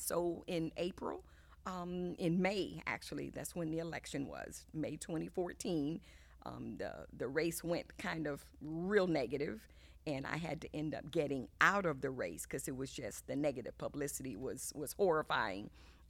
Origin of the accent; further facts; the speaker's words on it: Hampton, Virginia, United States; born there; also born or lived in Germany / Italy / Japan / Key West, Florida; I was born in Hampton, Virginia, and then we lived overseas a good portion of my formative years. We lived in Germany for 3 years. We lived in Italy for 4 years.